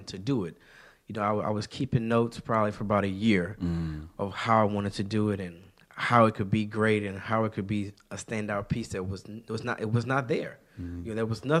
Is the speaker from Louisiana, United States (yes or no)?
yes; Shreveport, Louisiana, United States; moved away as an adult; now in Houston, United States; I'm not a Houston native. I'm born and raised in Shreveport, Louisiana